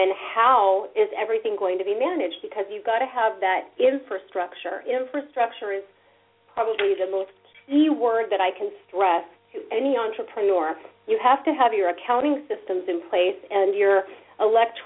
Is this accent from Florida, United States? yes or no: no; Orange County, Southern California, United States; also born or lived in New York City; growing up in Southern California here in Orange County, we don't walk anywhere